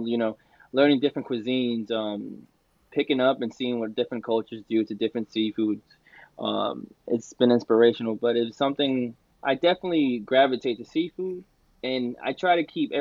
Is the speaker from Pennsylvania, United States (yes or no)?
no; New York, United States; My background is Dominican, but I was born in New York